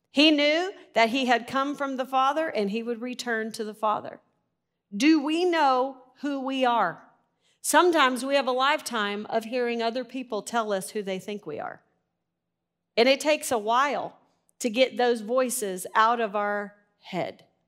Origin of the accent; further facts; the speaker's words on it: Arkansas, United States; I'm from Arkansas